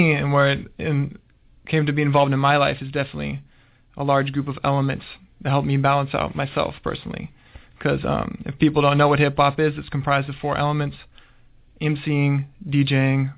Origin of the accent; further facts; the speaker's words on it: Portland, Oregon, United States; I was born in Portland